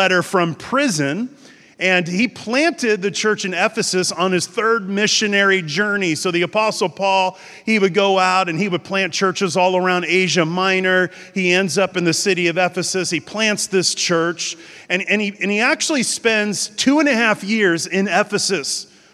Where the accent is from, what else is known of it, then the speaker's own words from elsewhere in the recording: Encinitas, California, United States; I am from San Diego, so it's North County, San Diego. The town is called Encinitas